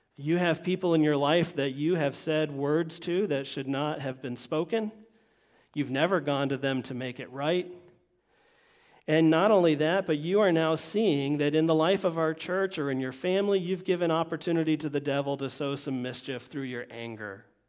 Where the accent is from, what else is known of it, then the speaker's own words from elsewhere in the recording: Vermont, United States; moved away; also born or lived in Florida; me growing up in Vermont